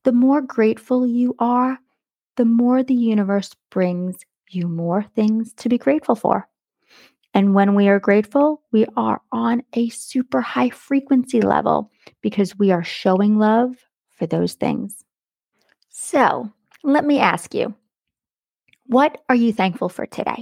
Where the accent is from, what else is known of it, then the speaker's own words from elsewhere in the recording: Long Island, New York, United States; Being that I grew up on Long Island